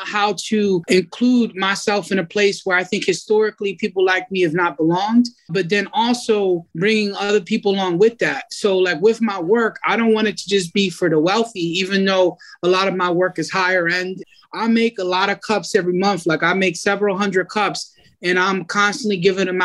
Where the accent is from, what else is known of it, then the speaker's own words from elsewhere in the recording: Philadelphia, Pennsylvania, United States; I'm from Kensington